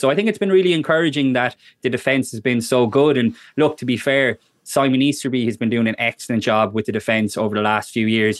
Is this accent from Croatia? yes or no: no; Ireland; as Irish people